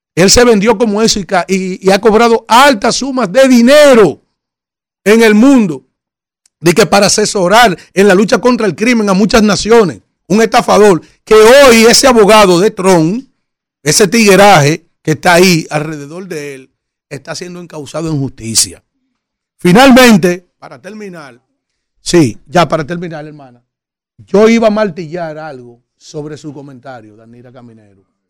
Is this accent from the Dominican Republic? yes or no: yes; Dominican Republic; Los dominicanos somos trabajadores